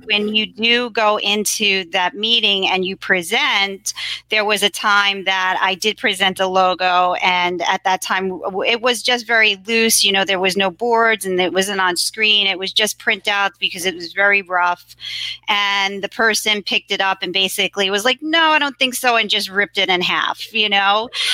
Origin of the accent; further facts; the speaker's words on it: New York City, New York, United States; So I grew up in Queens, and Queens is a very diverse borough